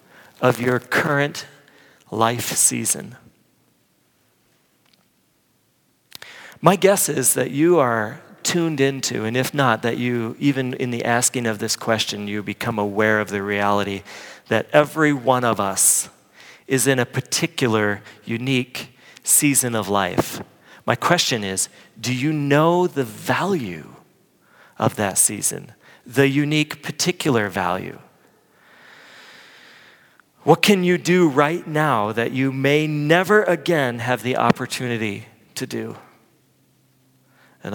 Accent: Midwest, United States; moved away; I grew up in the Midwest

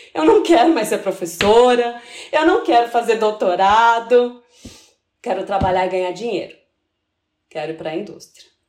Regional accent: São Paulo, Brazil; moved away as an adult; now in Três Corações, Brazil; eu sou de São Paulo, capital

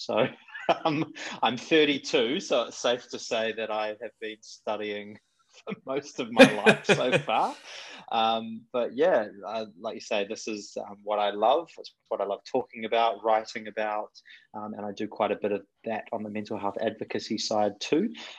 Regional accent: New Zealand; accent: mixed; moved away; You can probably tell from my terrible, mixed up, weird accent that I'm originally from Kiwi shores.

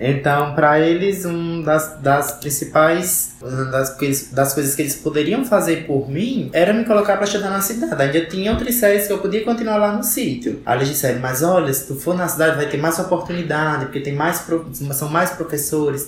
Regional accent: Caririaçu, Ceará, Brazil; Eu sou do CID de Carilhaçu, que vocês também já conhecem, né? É o CID Santa Maria, fica a 18 quilômetros de Carilhaçu.

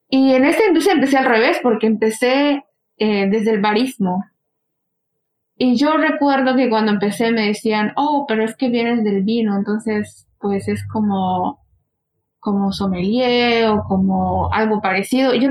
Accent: United States; Spanish is a second language; Yo soy inmigrante de Estados Unidos y yo llegué aquí y desde el principio trabajé en vino

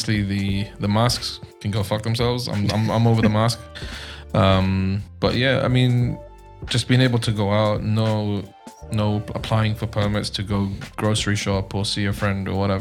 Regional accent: London, United Kingdom; I am Iraqi. Born and raised in London.

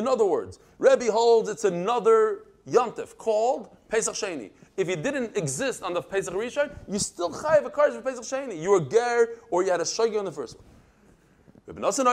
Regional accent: Bnei Brak, Tel Aviv District, Israel; I grew up in Bnei Brak

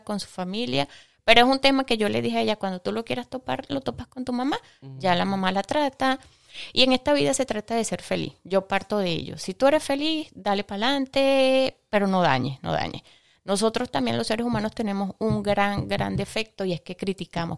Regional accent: Venezuela; moved away; also born or lived in Ecuador; en mi país natal, que es Venezuela

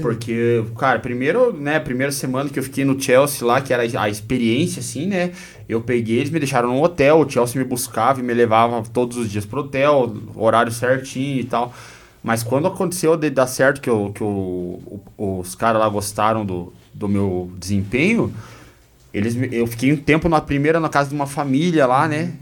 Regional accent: Guarapuava, Paraná, Brazil; also born or lived in Curitiba / Joinville / São Paulo / Belgium; Sou natural de Guarapuava, nascido e criado

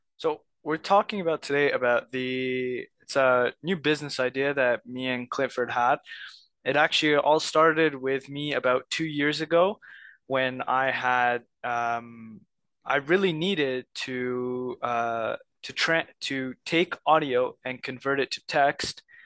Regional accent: Egypt; moved away; I'm from Egypt

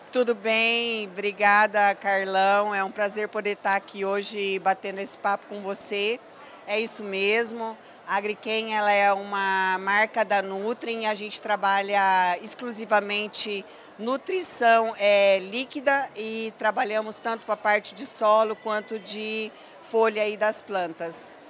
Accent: Cornélio Procópio, Paraná, Brazil; moved away as an adult; also born or lived in Ubiratã, Paraná / Mato Grosso; now in São Paulo, Brazil; Sou natural do Paraná, mas eu fiz a minha carreira profissional praticamente toda no Mato Grosso

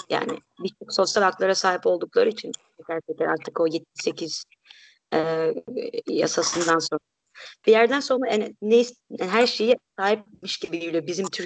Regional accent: Barcelona, Catalonia, Spain; born there; Turkish is a second language; Barcelona'da doğdum o yüzden ben kendimi Katalan e, sayıyorum. Annem babam Endülüs olsa

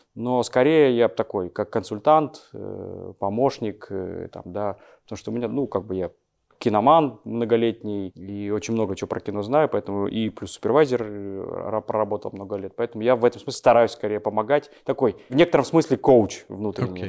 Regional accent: Almaty, Kazakhstan; moved away as an adult; now in Moscow, Russia; в 2002 году я переехал в Москву, сам я из Алматы

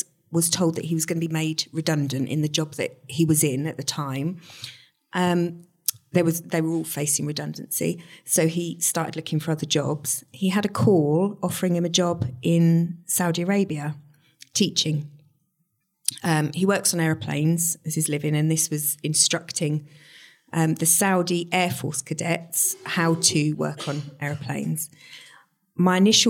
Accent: Stowmarket, East of England, United Kingdom; moved away as an adult; also born or lived in Peterborough; I was born in Stowmarket, grew up in Stowmarket, went to school here

